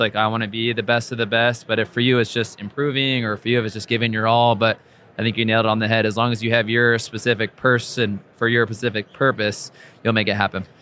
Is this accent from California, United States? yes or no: yes; Orange County, Southern California, United States; I grew up in Orange County, down in Southern California